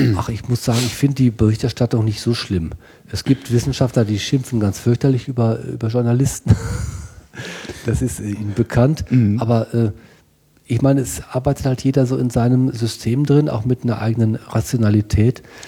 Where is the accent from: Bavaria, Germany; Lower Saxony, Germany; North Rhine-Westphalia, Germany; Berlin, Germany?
North Rhine-Westphalia, Germany; also born or lived in Münster; Ich bin auf dem Bauernhof aufgewachsen, ähm, Familienbauernhof ähm, Westfalen